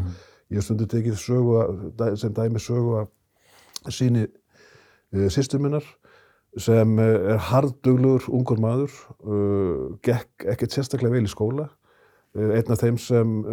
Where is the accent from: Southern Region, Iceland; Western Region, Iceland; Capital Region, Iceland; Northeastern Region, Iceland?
Northeastern Region, Iceland; Akureyri; ég er 60 eh, maður og mann það sem krakki á Akureyri